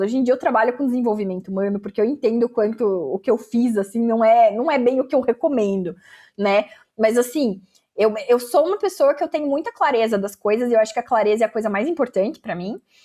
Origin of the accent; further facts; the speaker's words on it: Brazil; eu estudo na universidade tal e eu sou brasileira.